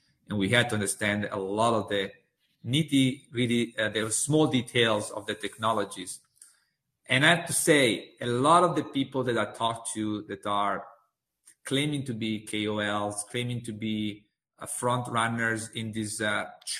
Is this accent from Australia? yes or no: no; Italy; moved away; my home country in Italy